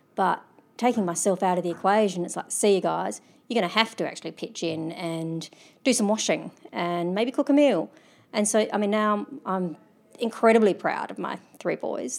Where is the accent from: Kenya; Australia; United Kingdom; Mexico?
Australia; also born or lived in Adelaide; being Australian, I'm privileged. I live in Adelaide